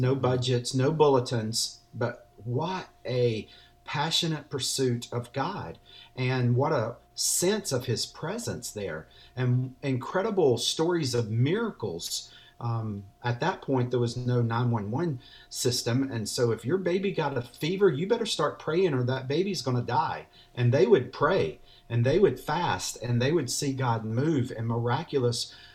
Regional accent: North Carolina, United States; I'm a native from North Carolina.

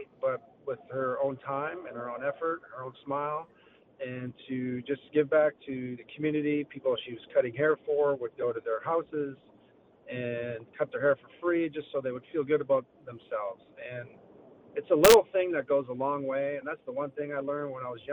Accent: Sault Ste. Marie, Ontario, Canada; moved away as an adult; now in Texas, United States; Being a Canadian boy, I was very lucky to have some great quality schools in Sault Ste. Marie, Ontario

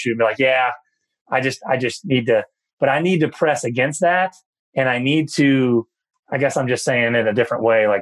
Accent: New Bern, North Carolina, United States; I grew up in a town of New Bern, North Carolina

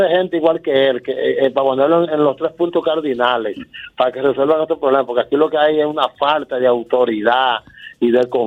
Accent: Neiba, Baoruco, Dominican Republic; De Neiva, provincia de oruco

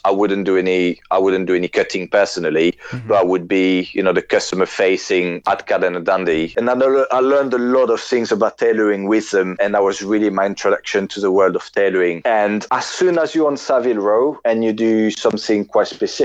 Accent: France; moved away as an adult; now in London, United Kingdom

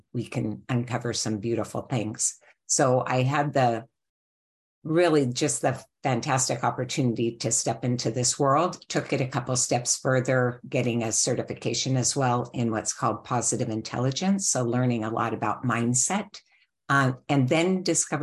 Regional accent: Seattle, Washington, United States; moved away as an adult; also born or lived in California; I grew up in Seattle, Washington.

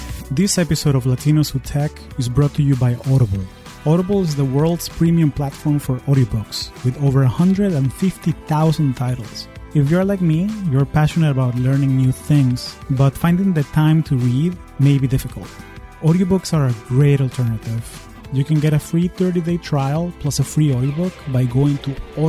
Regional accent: Caracas, Capital District, Venezuela; moved away as an adult; now in United States; I am originally from Caracas, Venezuela, and I've been calling the U.S. home for the last 20 years

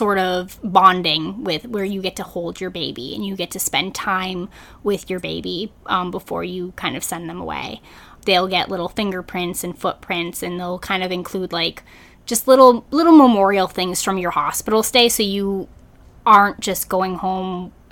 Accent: New England, United States; moved away; I'm originally from New England

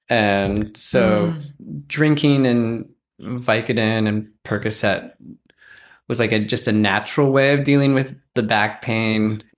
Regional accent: Rocky Mountains, United States; born there; So I was born in the Rocky Mountains, not near the ocean.

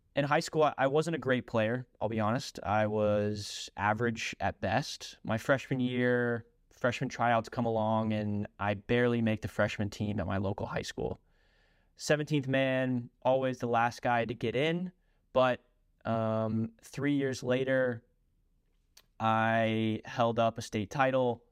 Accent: Louisville, Kentucky, United States; also born or lived in Lexington, Kentucky / Loretto, Pennsylvania; I am originally from Louisville, Kentucky. Spent my youth days at a, a local all-boys high school, Saint X

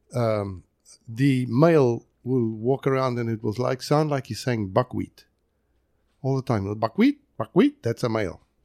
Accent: South Africa; now in United States; I am from South Africa

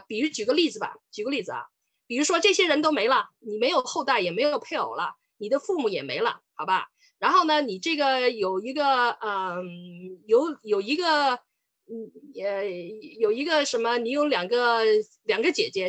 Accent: Sichuan, China; moved away as an adult; now in Canada; 我是四川人。呃，我当，我来加拿大也来了很久了，我八九年来的

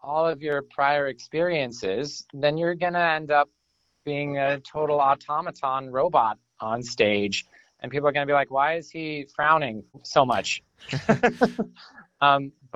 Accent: Vermont, United States; Can't say I was born here, but I was definitely raised here.

